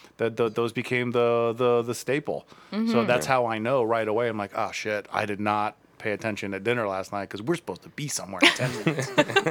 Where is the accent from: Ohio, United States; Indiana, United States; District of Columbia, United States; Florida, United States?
Ohio, United States; Akron; now in Cleveland, United States; I'm from Akron.